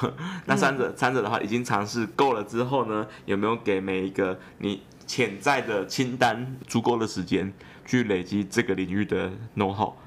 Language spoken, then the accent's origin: Chinese; Yilan County, Taiwan; 我是宜兰人